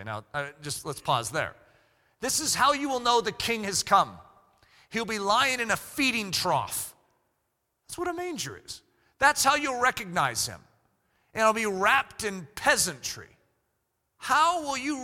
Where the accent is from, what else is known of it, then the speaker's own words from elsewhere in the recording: United States; I'm an American pastor